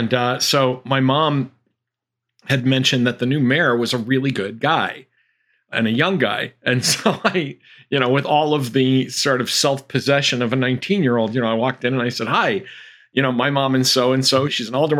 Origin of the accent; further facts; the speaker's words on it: Chicopee, Massachusetts, United States; I grew up in a blue collar family in a blue collar town.